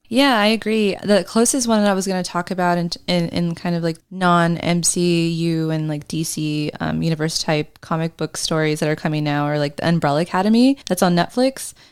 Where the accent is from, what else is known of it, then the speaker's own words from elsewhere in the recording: Australia; reminds me of being Australian